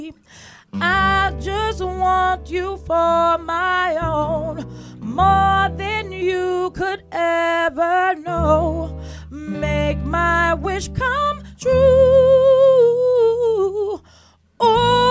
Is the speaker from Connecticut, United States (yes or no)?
yes; Windsor, Connecticut, United States; also born or lived in Bloomfield, Connecticut / Middletown, Connecticut; I started in Bloomfield. Yeah. I journeyed to Windsor, and I ended up in Middletown. So all those are my hometown